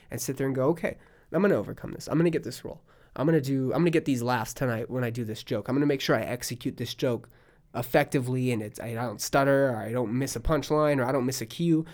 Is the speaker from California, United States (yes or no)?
yes; Palm Springs, California, United States; now in Austin, United States; I'm from California